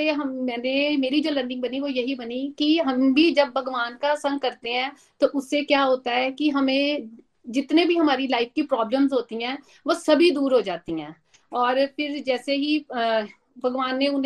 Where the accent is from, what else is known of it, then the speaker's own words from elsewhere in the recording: Dehradun, Uttarakhand, India; और मैं देहरादून से हूँ